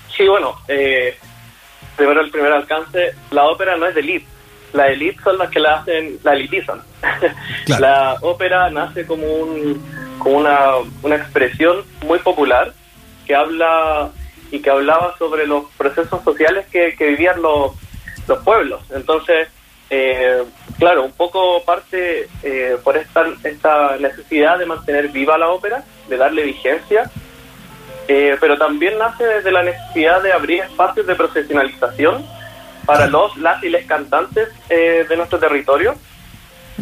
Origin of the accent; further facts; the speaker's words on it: Chile; como cantantes chilenos